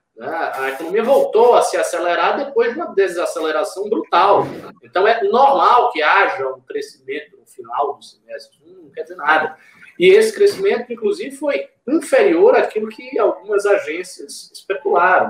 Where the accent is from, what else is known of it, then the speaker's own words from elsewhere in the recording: Salvador, Bahia, Brazil; now in São Paulo, Brazil; Estarei 20 dias na minha terra